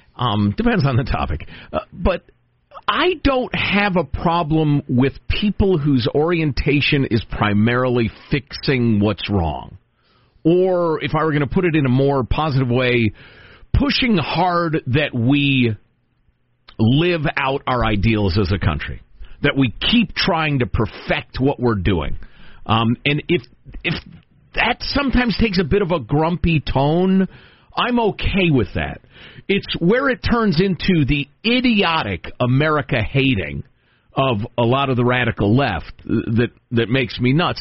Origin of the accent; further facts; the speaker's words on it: United States; I was born in the United States